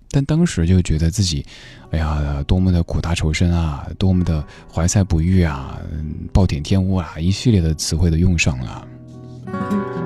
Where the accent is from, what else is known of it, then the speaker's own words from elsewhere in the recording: Chengdu, Sichuan, China; accent: Sichuanese; 我家是成都的，然后说四川话